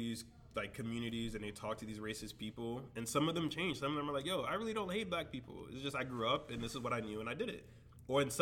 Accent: Miami Shores, Florida, United States; growing up in Miami Shores

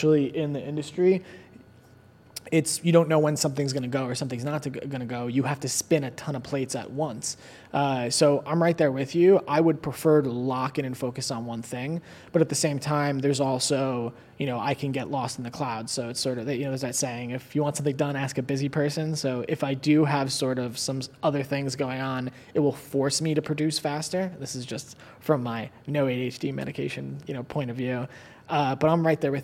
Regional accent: Long Island, New York, United States; moved away as an adult; also born or lived in Queens, New York / Manhattan, New York; now in Los Angeles, United States; I was born in Queens and then I was raised mostly on Long Island and then I lived in Murray Hill in Manhattan and before I came here

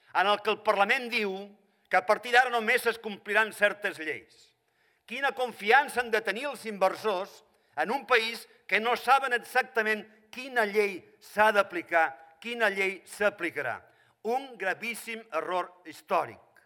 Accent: Catalonia, Spain; sóc català i catalanista

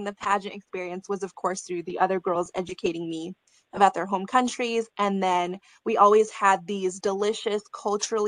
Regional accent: United States; I definitely struggled with my identity and my culture growing up in America

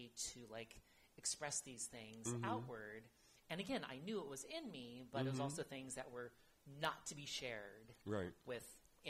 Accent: Fresno, California, United States; moved away as an adult; now in San Francisco, United States; I'm born and raised Californian, so I'm like a rarity in that respect, mm-hmm. but I was actually born and raised in Fresno.

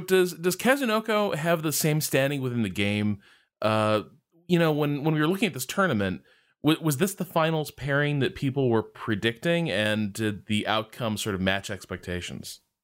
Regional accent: United States; as an American esports fan

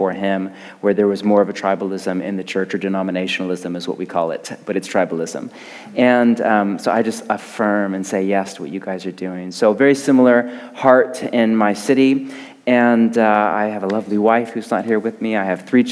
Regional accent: Portland, Oregon, United States; I'm from Portland, Oregon

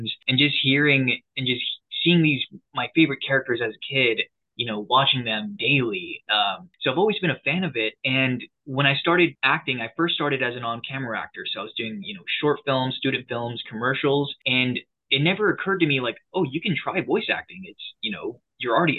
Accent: San Diego, California, United States; I'm from San Diego, California

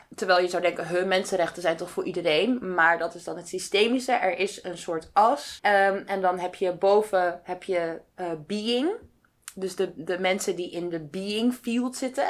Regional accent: Netherlands; wij ons als Nederlander of als Europeaan

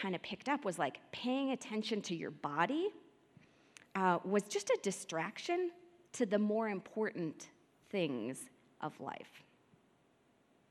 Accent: Midwest, United States; now in Denver, United States; I grew up in the Midwest

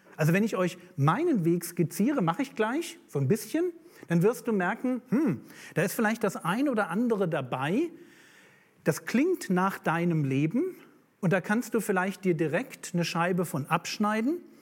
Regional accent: Berlin, Germany; ich bin aus Berlin

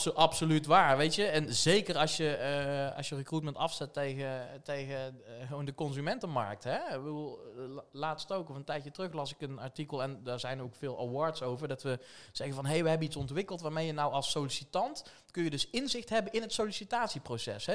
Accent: Tilburg, North Brabant, Netherlands; geboren en getogen in Tilburg. Dus wel te horen

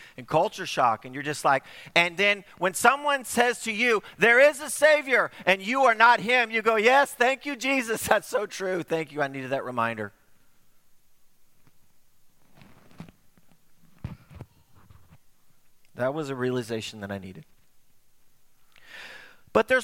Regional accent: United States; also born or lived in Uganda; I was from America

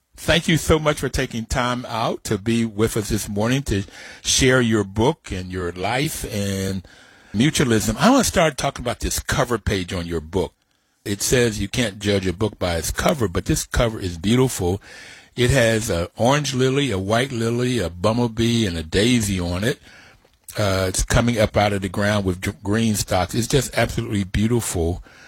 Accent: Bluefield, West Virginia, United States; moved away; also born or lived in Stanford; I grew up in Bluefield, West Virginia on a mountaintop

